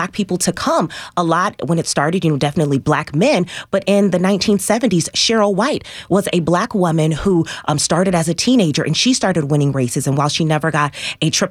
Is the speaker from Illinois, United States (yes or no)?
yes; Rockford, Illinois, United States; now in Nashville, United States; I'm originally from Rockford, Illinois